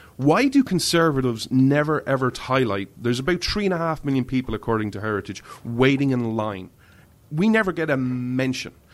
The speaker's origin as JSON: {"language": "English", "country": "Ireland", "said": "I'm an Irishman"}